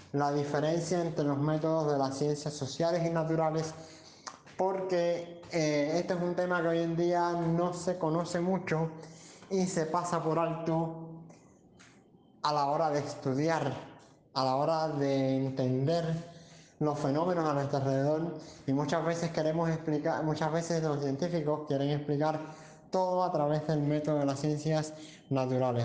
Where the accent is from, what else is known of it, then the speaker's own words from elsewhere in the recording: Cuba; soy cubano licenciado en física por la Universidad de La Habana